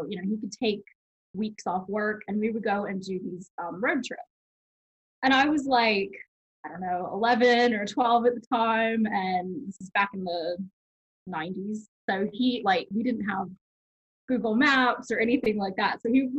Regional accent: a town in Alabama on the Gulf Coast, United States; moved away as an adult; also born or lived in San Diego, California; So I was born in San Diego. And oh, nice. When I was about six, we moved to a town in Alabama, mm-hmm. on the Gulf Coast. And that's where my mom still lives, and that's where like most of my childhood was spent.

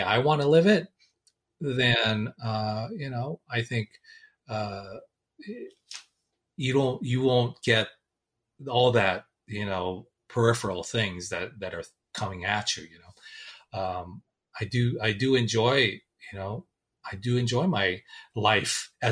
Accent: Los Angeles, California, United States; I was born in Hollywood, California

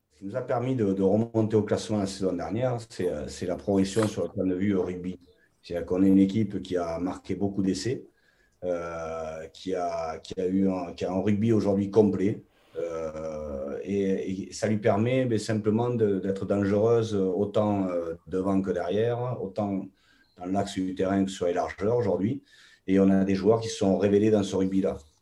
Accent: Toulouse, Occitania, France; moved away; also born or lived in England; chez nous, à Toulouse

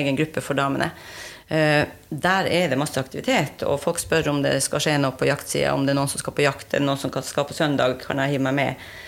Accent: Alta, Finnmark, Norway; jeg er fra Alta

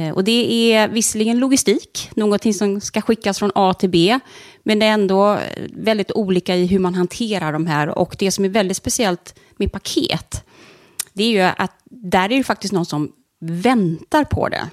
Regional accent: Stenungsund, Västra Götaland, Sweden; also born or lived in Ängelholm; Stenungsund är jag uppvuxen. Mm. Föddes i Ängelholm. Men jag är uppvuxen i Stenungsund

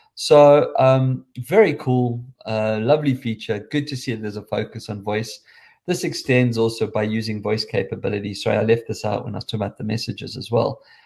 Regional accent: South Africa; accent: South African

